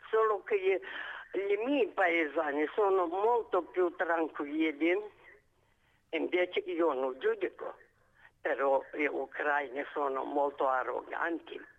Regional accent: Moldova; Italian is a second language; moved away as an adult; now in Padua, Italy; io sono moldava.

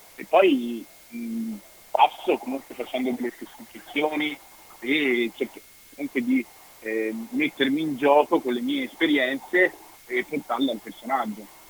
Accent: Vicenza, Veneto, Italy; also born or lived in Dominican Republic / Rome / London; io sono arrivato qui che avevo due anni e mezzo, sono cresciuto a Vicenza

